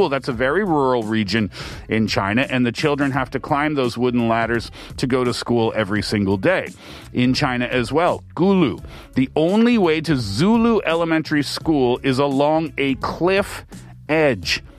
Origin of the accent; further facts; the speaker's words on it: Canada; The stories that I heard, but yet growing up in Canada I never had those types of difficulties.